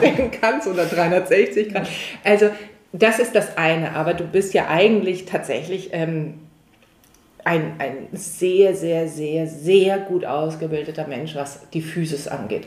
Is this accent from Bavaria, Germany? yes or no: no; Hamburg, Germany; dass ich in Hamburg geboren wurde